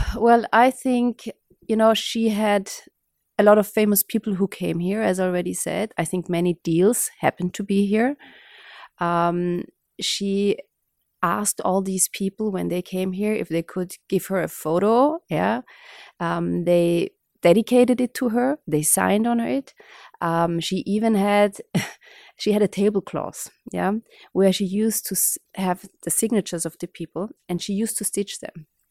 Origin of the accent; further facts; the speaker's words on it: Vienna, Austria; was born and raised in Vienna.